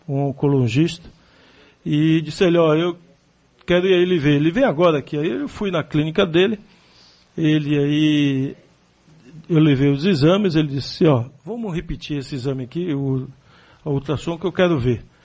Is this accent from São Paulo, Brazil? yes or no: no; Salvador, Bahia, Brazil; ela botava para a gente caminhar 3 quilômetros, de onde eu nasci ali, da minha casa, até o Luiz Tarquinho dava 3 quilômetros, a pé